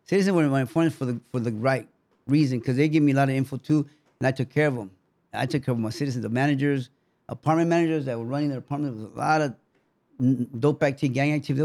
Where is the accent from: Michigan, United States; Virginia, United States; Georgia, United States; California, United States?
California, United States; Los Angeles; also born or lived in Mexico / Boyle Heights; I grew up in Florencia neighborhood and the Boyle Heights, but more like Florencia neighborhood with all OGs.